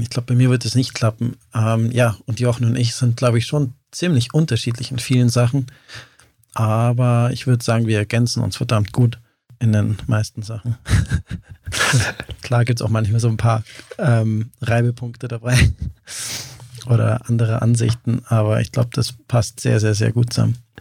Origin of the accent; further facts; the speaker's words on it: near Lake Starnberg, Bavarian Oberland, Germany; also born or lived in Benediktbeuern; bin im Oberland aufgewachsen